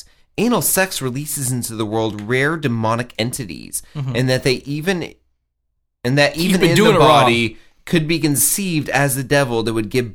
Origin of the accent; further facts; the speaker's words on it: the South, United States; I'm from the South and I am gay.